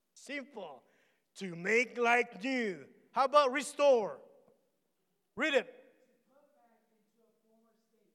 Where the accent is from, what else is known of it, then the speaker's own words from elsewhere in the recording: Philippines; English is a second language; moved away; I'm Filipino